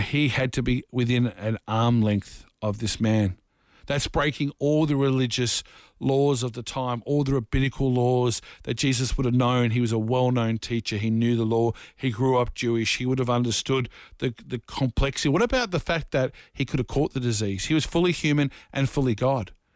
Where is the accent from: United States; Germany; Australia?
Australia; Dandenong, Victoria; I grew up in a very rough part of Dufton and Dandenong